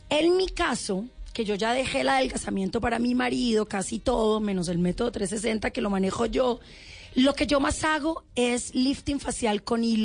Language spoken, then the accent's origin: Spanish; Cali, Valle del Cauca, Colombia; moved away as an adult; Cuando me vine de Cali, lo peor de todo es que me vine con dos maletas, que era lo que me cabía en el avión